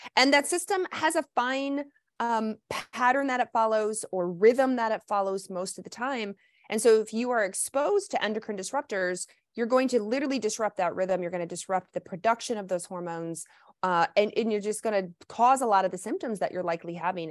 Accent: the South, United States; moved away; also born or lived in Midwest; I grew up in the South

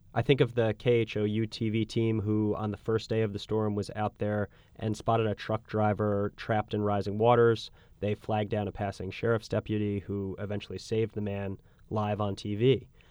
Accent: United States; as an American

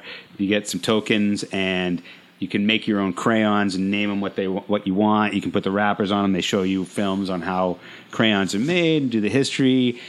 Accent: Rhode Island, United States; And we're originally from Rhode Island, and we're here just to visit.

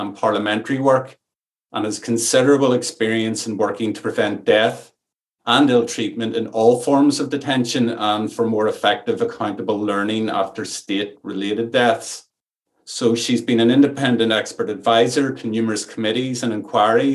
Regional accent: Ireland; accent: Irish; You'll maybe detect from my accent that I'm Irish and I'm speaking from an Irish rainforest

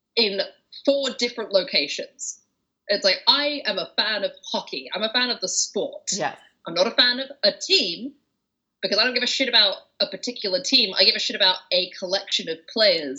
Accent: England, United Kingdom; I'm from England

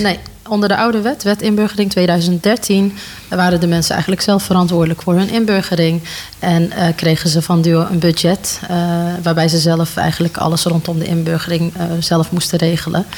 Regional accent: 's-Hertogenbosch, North Brabant, Netherlands; ik eh, ben eh, geboren en opgegroeid in Den Bosch

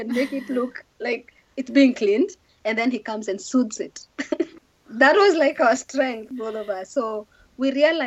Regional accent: Kenya; moved away; I come from Kenya.

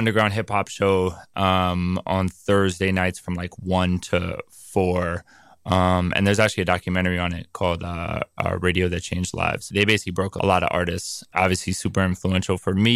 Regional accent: New York City, New York, United States; Born and raised on the Upper West

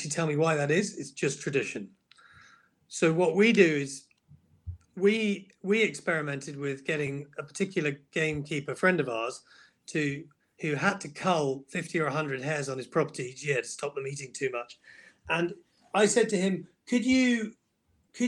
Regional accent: United Kingdom

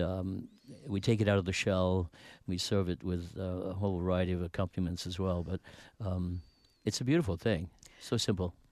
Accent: United Kingdom; moved away; I grew up in Britain

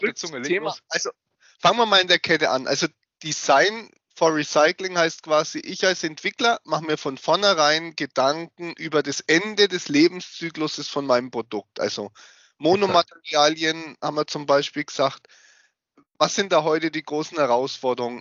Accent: Germany; bei uns in Deutschland

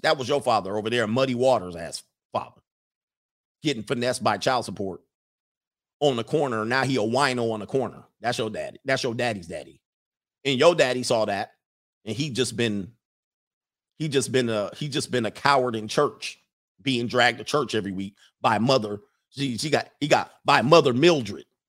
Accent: West Coast, United States; I'm from the West Coast

